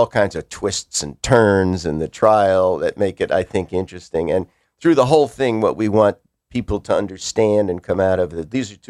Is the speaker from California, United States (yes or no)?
no; Bridgeport, Connecticut, United States; And I was born in Bridgeport. I love Bridgeport